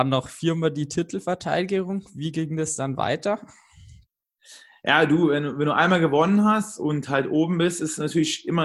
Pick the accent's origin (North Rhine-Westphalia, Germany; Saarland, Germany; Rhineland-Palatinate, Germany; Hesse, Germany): Rhineland-Palatinate, Germany; Trier; Da habe ich mir hier um meinen Heimatort in Trier einige Streckenkombinationen so zusammengelegt.